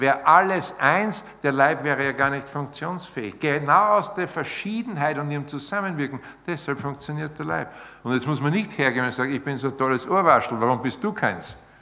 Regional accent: Austria; bei uns in Österreich

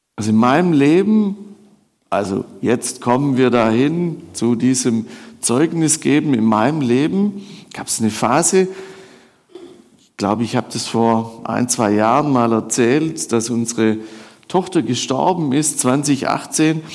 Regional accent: Swabia, Baden-Württemberg, Germany; ich würde als Schwabe würde ich sagen, ich komme da so von der Alp runter

